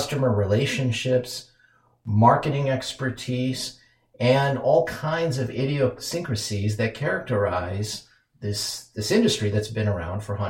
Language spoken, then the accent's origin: English; Minneapolis, Minnesota, United States; my hometown of Minneapolis